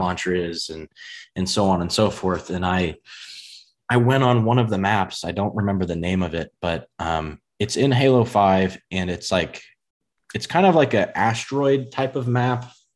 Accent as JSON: {"language": "English", "country": "United States", "accent": "US country", "said": "if there's a U S version, I feel like my accent would be in that, in the country range."}